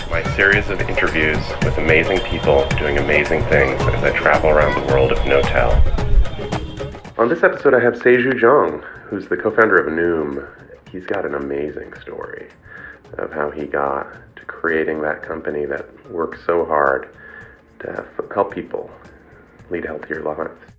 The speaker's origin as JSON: {"language": "English", "town": "New York City", "region": "New York", "country": "United States", "tie": "born or raised there", "said": "I grew up in Queens."}